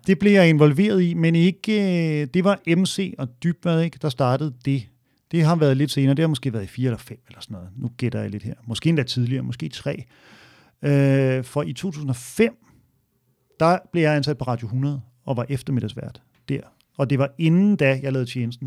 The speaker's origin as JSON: {"language": "Danish", "town": "Hørsholm", "region": "Capital Region of Denmark", "country": "Denmark", "tie": "born or raised there", "said": "i Ådalsparken, hvor jeg voksede op, øh, i Hørsholm"}